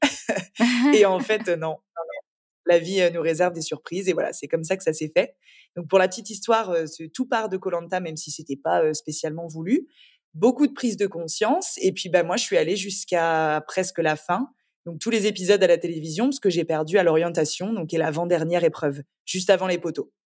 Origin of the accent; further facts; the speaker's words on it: Angers, Pays de la Loire, France; moved away as an adult; also born or lived in Paris; now in Antibes, France; Je suis née à Paris, mais donc mes parents sont très revenus, enfin rapidement revenus à Angers puisque je suis angevine. J'ai grandi euh, dans la, dans la douceur angevine